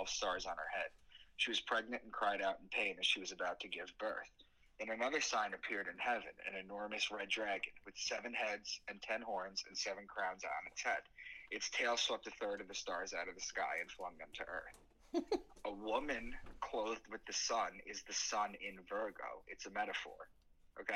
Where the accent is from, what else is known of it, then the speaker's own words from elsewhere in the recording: Long Island, New York, United States; moved away as an adult; also born or lived in Boston; I'm from Long Island